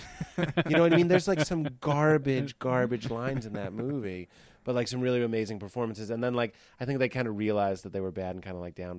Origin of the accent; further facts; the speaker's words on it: Boston, Massachusetts, United States; moved away; also born or lived in Chicago; I'm from Boston